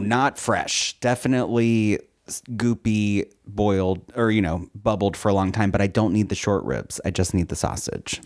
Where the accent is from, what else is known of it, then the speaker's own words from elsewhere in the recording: Philadelphia, Pennsylvania, United States; I grew up in Philly